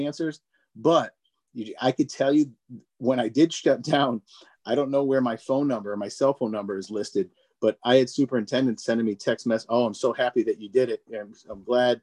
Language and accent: English; Meriden, Connecticut, United States; I'm from Meriden